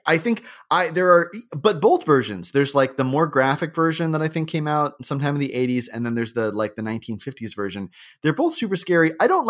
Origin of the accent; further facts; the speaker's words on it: Florida, United States; now in Los Angeles, United States; I grew up in Florida